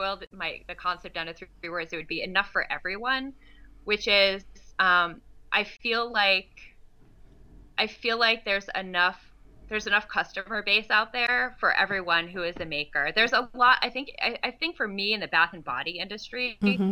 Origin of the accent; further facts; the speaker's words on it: East Coast, United States; I'm from the East Coast